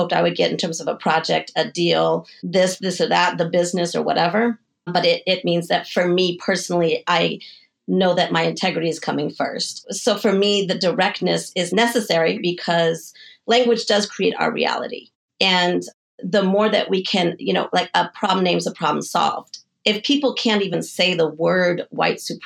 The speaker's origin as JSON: {"language": "English", "town": "Denver", "region": "Colorado", "country": "United States", "also_born_or_lived": "San Diego / New York", "moved": "as an adult", "said": "I'm from Denver, Colorado, and I moved to San Diego when I was 18 and then to New York when I was, I think, 22."}